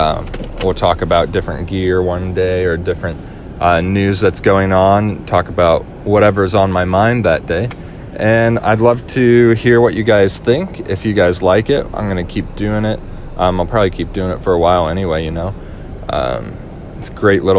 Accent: St. Louis, Missouri, United States; Locally in my hometown, I am mixing at a few different places. I'm doing a church this weekend

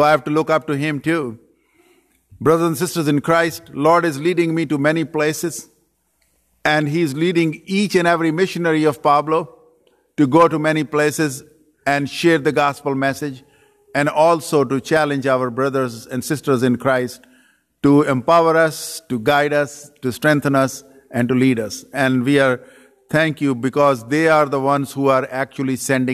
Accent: Pakistan; moved away as an adult; also born or lived in Saudi Arabia / Dearborn, Michigan; now in United States; I was born and raised in Pakistan

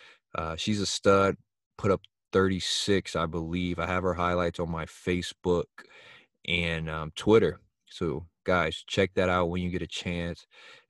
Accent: East Chicago, Indiana, United States; I knew Nehemiah growing up in East Chicago

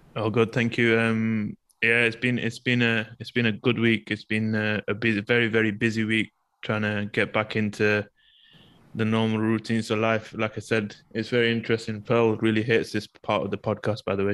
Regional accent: United Kingdom; now in Malaysia; in the UK, regardless of race, especially me being from a different background, I still identify myself as British

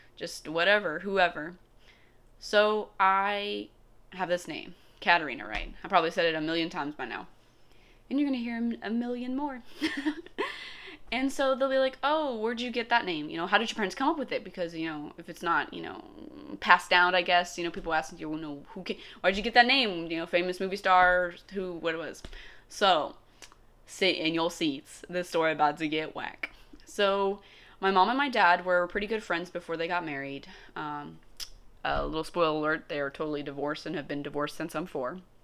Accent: United States

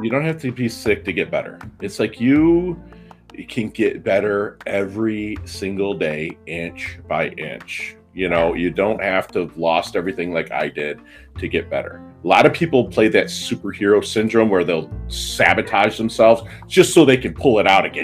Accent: Michigan, United States; also born or lived in Philippines; I'm Midwestern from Michigan

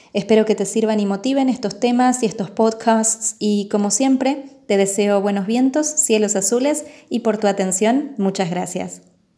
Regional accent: Argentina; soy argentina

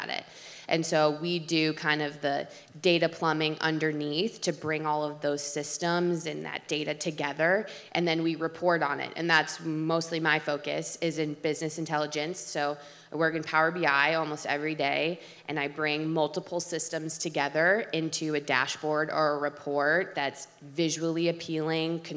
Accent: Ann Arbor, Michigan, United States; moved away; I'm from Ann Arbor, Michigan originally

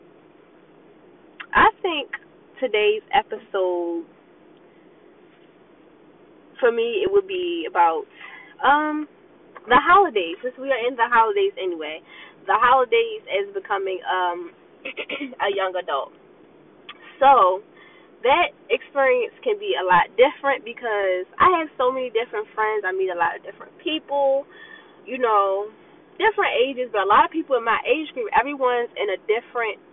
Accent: Baltimore, Maryland, United States; growing up in Baltimore

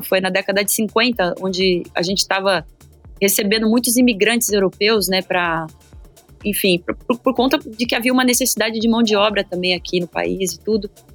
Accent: São Paulo, Brazil; Eu nasci no bairro de Itaim Bibi, numa época que o Itaim não era esse bairro Faria Limers de hoje

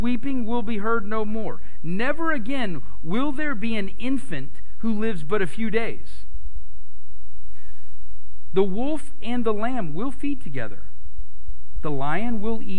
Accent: United States; We're American, right? We're Western people

